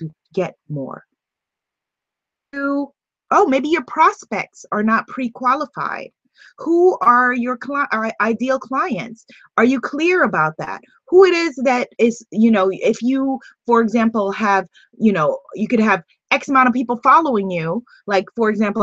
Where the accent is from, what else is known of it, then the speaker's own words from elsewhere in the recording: Guyana; like we say in Guyana